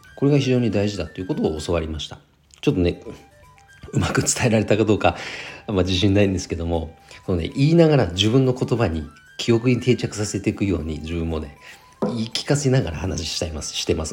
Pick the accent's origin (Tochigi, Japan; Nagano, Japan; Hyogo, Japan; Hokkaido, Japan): Nagano, Japan; 地元長野県